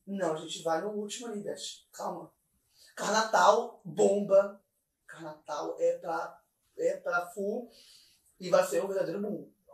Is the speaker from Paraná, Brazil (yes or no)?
yes; Curitiba, Paraná, Brazil; now in Florianópolis, Brazil; eu sou curitibana, tá bom, amor? Eu sou curitibana, eu sou de CWB.